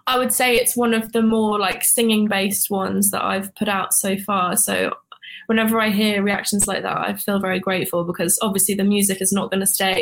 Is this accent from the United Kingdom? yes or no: yes; United Kingdom; now in Atlanta, United States; I'm British